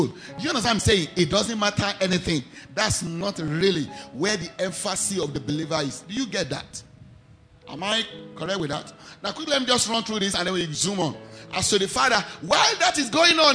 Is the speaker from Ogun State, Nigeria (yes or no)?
yes; Ijebu-Ode, Ogun State, Nigeria; I am not from Ijebuode. I was born there.